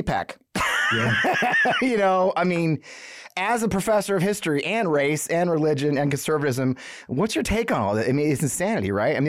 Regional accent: Missouri, United States; here in my hometown where I grew up

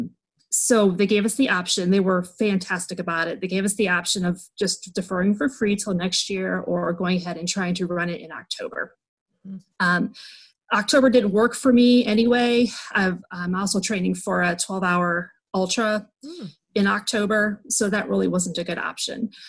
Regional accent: Northwest Ohio, United States; now in Cincinnati, United States; I currently live in the Cincinnati area. I am from Northwest Ohio

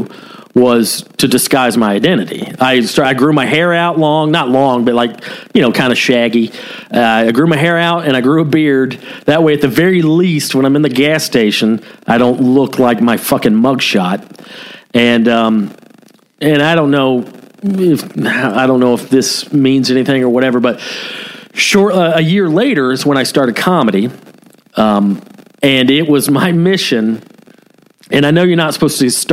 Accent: Cherokee County, Georgia, United States; also born or lived in Ball Ground, Georgia; I was currently living in Ball Ground, Georgia, which is the same county I grew up

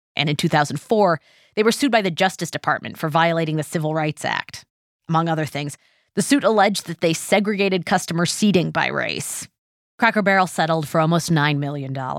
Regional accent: West Coast, United States; growing up on the West Coast

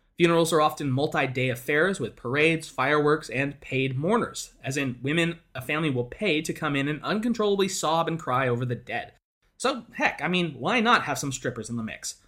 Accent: Montana, United States; moved away as an adult; also born or lived in Oregon; I was born and raised in Montana

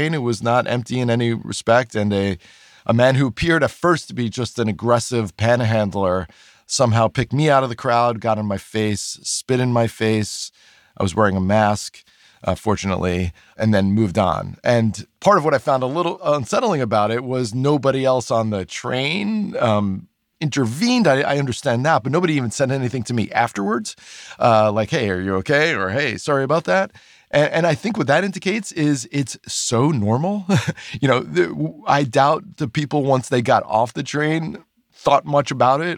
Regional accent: New York, United States; I also grew up in New York

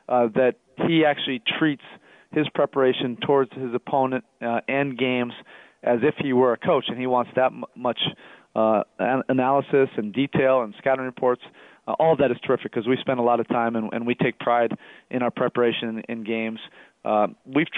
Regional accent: Oregon, United States; growing up in Oregon

